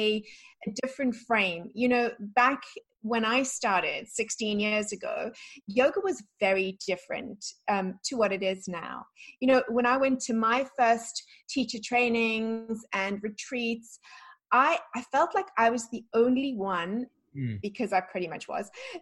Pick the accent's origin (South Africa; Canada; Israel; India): South Africa; also born or lived in London, United Kingdom; now in Florida, United States; the life that I had growing up in South Africa